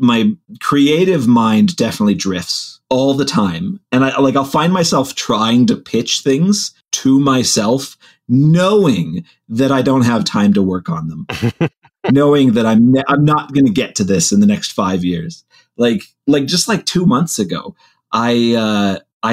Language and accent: English; Midwest, United States; I grew up in the Midwest where, you know, vegetable is a curse word.